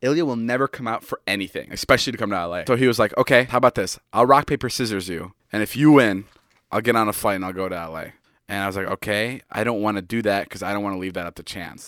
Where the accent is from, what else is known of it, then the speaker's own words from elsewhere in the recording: Chicago, Illinois, United States; now in Los Angeles, United States; my hometown friend's Mike's bedroom for this one. We're in Chicago